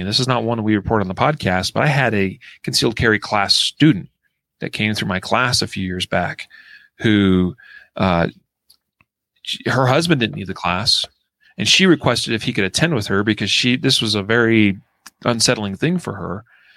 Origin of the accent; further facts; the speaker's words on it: Idaho, United States; my hometown in Idaho